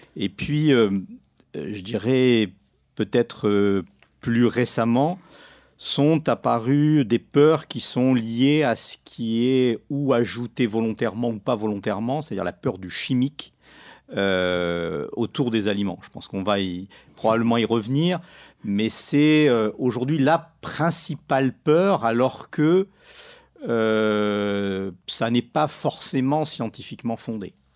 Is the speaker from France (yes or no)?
no; Morocco; moved away; je suis pas né dans la région, euh, je suis né au Maroc